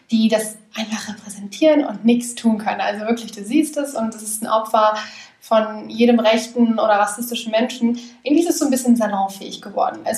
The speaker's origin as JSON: {"language": "German", "region": "North Rhine-Westphalia", "country": "Germany", "lives_now": "Vienna, Austria", "said": "Also ich komme ja aus dem Ruhrgebiet, deswegen irgendwie gehört Kopftuch schon dazu"}